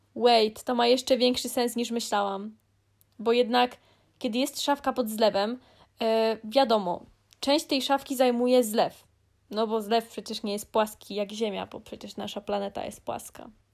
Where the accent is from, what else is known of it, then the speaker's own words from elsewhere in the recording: Greater Poland, Poland; Jestem z Wielkopolski.